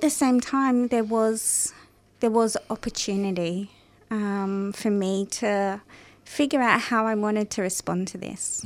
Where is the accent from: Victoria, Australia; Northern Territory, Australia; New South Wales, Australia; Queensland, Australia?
New South Wales, Australia; Parramatta; I was born in Parramatta